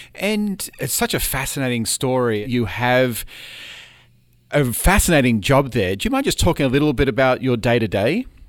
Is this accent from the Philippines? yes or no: no; Australia; moved away as an adult; now in United States; I'm an Australian citizen